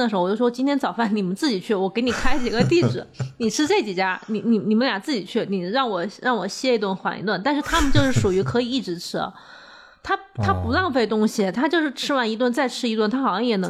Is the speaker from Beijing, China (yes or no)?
yes; Beijing, China; 它要打车大概二十分钟，就对我们北京人来讲，这个距离很近。